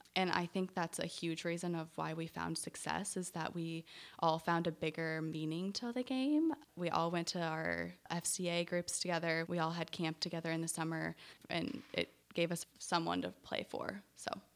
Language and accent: English; Illinois, United States; moved away as an adult; also born or lived in Indiana / North Carolina; now in Charlotte, United States; I grew up in a small little town in Illinois, right, uh, south of Springfield, their capital